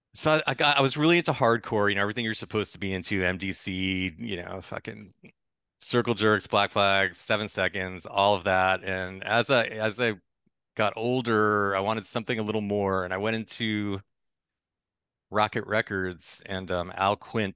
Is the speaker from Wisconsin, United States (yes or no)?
no; Lynnfield, Massachusetts, United States; I grew up just north of Boston